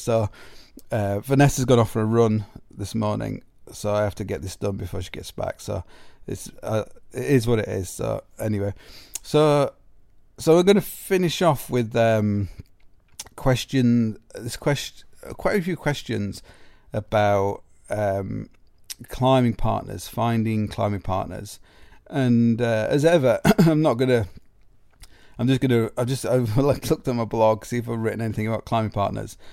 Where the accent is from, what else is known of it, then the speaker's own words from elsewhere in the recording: Sheffield, Yorkshire and the Humber, United Kingdom; growing up as a climber in Sheffield